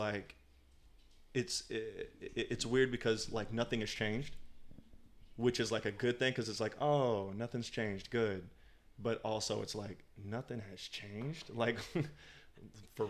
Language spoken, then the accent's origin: English; United States; moved away as an adult; also born or lived in St. Louis, Missouri; now in Los Angeles, United States; I was born in St. Louis, but I was raised in very small towns